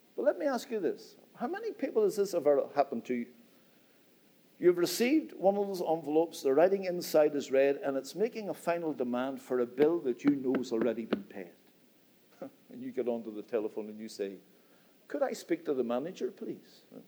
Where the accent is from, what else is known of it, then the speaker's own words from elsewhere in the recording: Northern Ireland, United Kingdom; I come from Northern Ireland